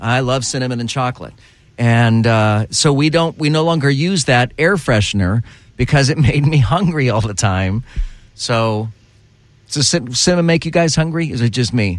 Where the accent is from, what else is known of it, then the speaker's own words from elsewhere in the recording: Texas, United States; now in Orlando, United States; I was raised in Texas.